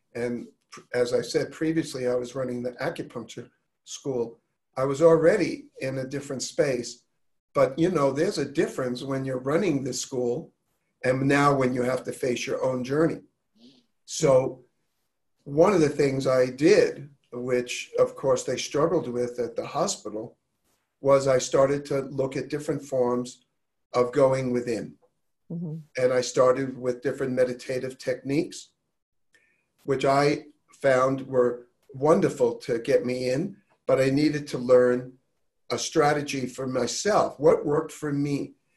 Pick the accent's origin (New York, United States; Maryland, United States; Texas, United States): New York, United States; I was raised in New York with a bit of a tough edge